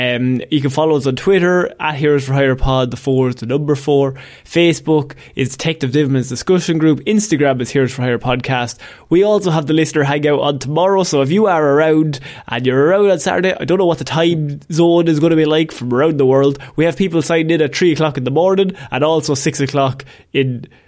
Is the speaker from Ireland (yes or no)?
yes; Ireland; As two Irish men, we gotta respect it.